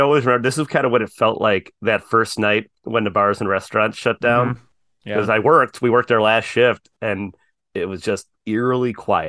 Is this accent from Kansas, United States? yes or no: no; Chicago, Illinois, United States; I grew up and still live on the south side of Chicago and it's heavily Irish.